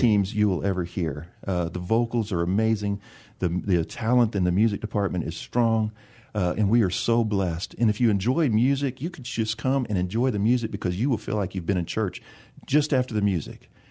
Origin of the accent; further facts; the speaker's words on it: San Antonio, Texas, United States; I grew up in the South part of San Antonio between Bronach and Calaveras Lake off of one eighty-one.